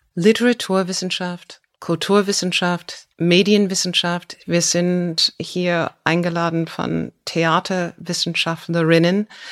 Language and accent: German; United States; German is a second language; now in Germany; mein Heimatland Amerika